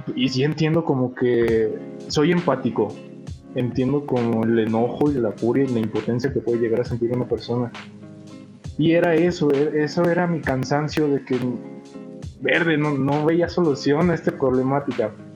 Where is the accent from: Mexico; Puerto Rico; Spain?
Mexico; León, Guanajuato; somos de León, Guanajuato